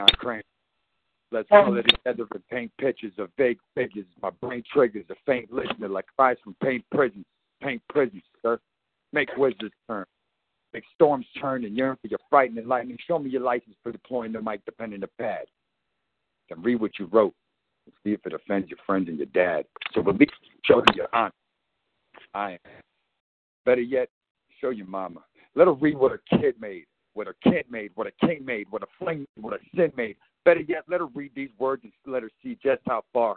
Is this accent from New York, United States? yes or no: no; Paterson, New Jersey, United States; now in Fayetteville, United States; I'm calling from Fayetteville, Georgia. I'm a Patterson, New Jersey native